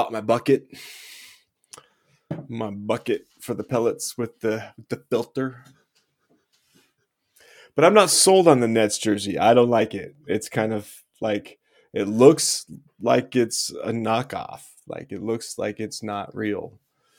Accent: Utah, United States; I'm from Utah, so that was like what we grew up

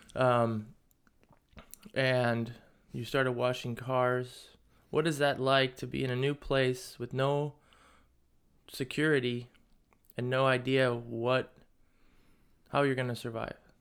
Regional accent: United States; growing up in the States

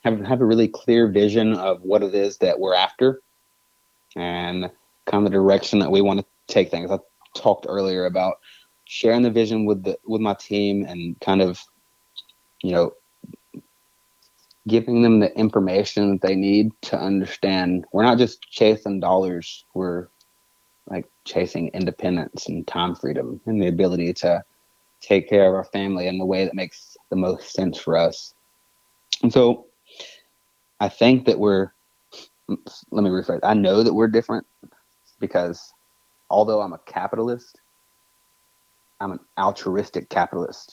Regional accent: United States; I'm American

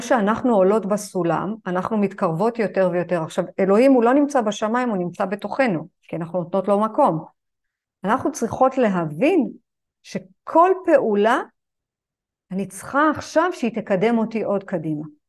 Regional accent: Israel; אני גדלתי בז'בוטינסקי, בשכונה של השיא השכונתית

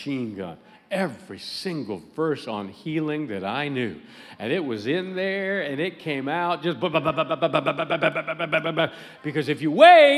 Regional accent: United States; I was the one from the States

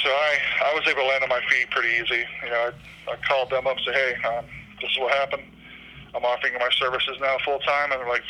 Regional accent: Brandon, Florida, United States; born or raised there; also born or lived in Palatka, Florida

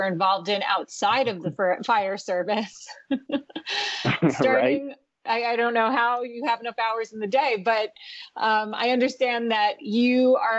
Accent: East Coast, United States; I am from the East Coast

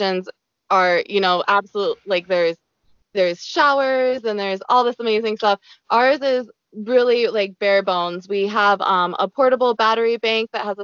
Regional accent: Ohio, United States; moved away as an adult; also born or lived in Cambodia / New Zealand; I'm from Ohio

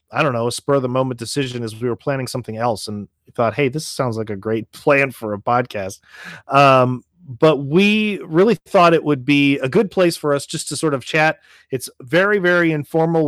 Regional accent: Nashville, Tennessee, United States; moved away; also born or lived in St. Louis, Missouri; I grew up in Nashville, Tennessee

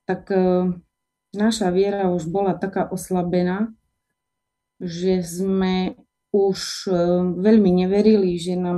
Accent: Michalovce, Košice Region, Slovakia; ja pochádzam z Michaloviec, kde som sa aj narodila. E, žije to približne 36 tisíc obyvateľov je to veľmi pekné mesto.

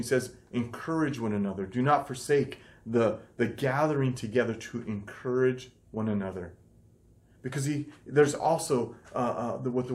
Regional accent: United States; this culture that we're brought up in America

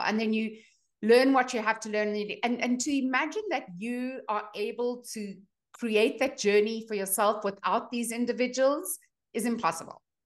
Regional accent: South Africa; moved away as an adult; also born or lived in Boulder, Colorado; now in United States; I'm a dietitian from South Africa

